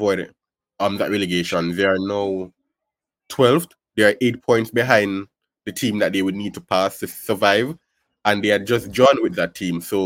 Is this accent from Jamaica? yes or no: yes; Kingston, Jamaica; I'm from Kingston